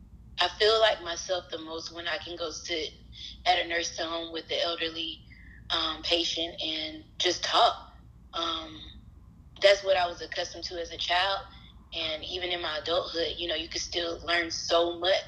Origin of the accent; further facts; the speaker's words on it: Atlanta, Georgia, United States; I'm a native of Atlanta, Georgia